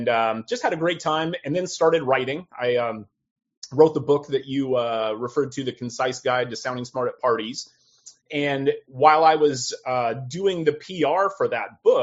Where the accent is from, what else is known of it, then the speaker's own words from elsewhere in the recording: Southern California, United States; also born or lived in Midwest / Sacramento / Los Angeles; I was born in the Midwest and then was paroled early to California. And so I grew up in Southern California